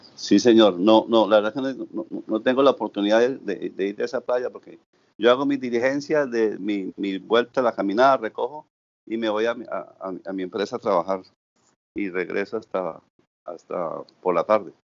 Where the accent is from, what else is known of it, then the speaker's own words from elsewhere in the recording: Bucaramanga, Santander, Colombia; moved away as an adult; also born or lived in Suaita, Santander / Cartagena; now in Santa Marta, Colombia; mi origen es santanderiano de Suaita, Santander. Me estudié en la ciudad de Bucaramanga